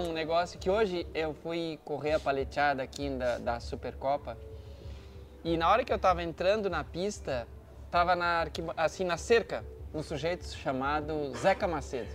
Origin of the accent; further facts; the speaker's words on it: Santa Catarina, Brazil; moved away as an adult; also born or lived in Passo Fundo, Rio Grande do Sul; now in Porto Alegre, Brazil; eu sou catarinense